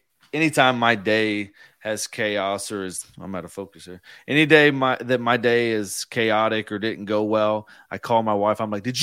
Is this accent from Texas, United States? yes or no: yes; Houston, Texas, United States; we're from Houston